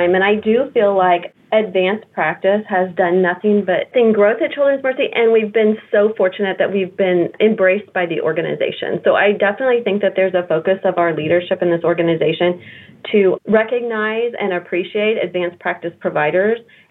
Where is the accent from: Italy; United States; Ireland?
United States; Kansas City; I was born and raised in Kansas City